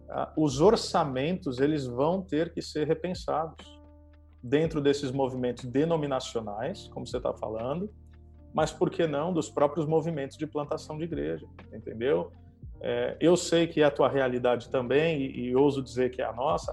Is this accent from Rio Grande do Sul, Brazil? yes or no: no; Santos, São Paulo, Brazil; now in Campo Mourão, Brazil; eu sou alguém nascido e criado em Santos